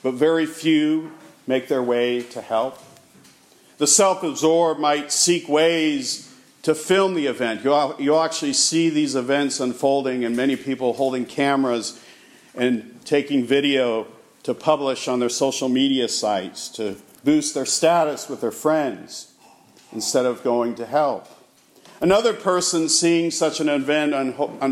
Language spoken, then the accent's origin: English; United States; our American culture